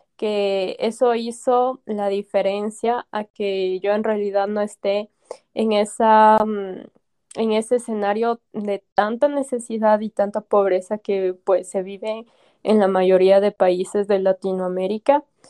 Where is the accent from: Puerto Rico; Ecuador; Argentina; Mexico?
Ecuador; now in Quito, Ecuador; soy de Ecuador, vivo en la capital, acá en Quito.